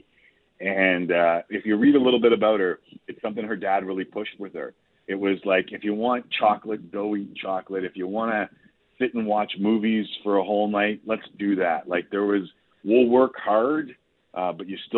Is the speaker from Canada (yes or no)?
yes; Toronto, Ontario, Canada; growing up in Toronto